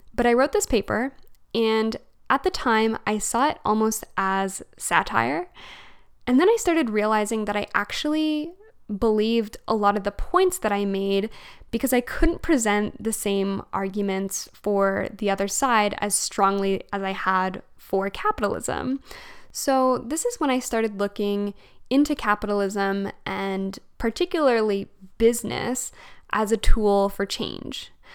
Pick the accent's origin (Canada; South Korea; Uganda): Canada; Alberta; moved away as an adult; also born or lived in Fredericton, New Brunswick / Montreal; now in Calgary, Canada; I'm actually from Alberta and I grew up in Alberta